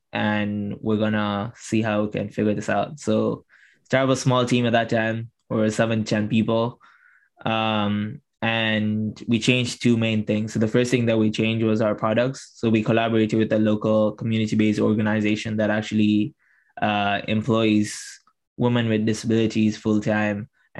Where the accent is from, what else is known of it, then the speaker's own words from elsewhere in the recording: Tanzania; I was able to support 22 menstruators in Tanzania, in my hometown.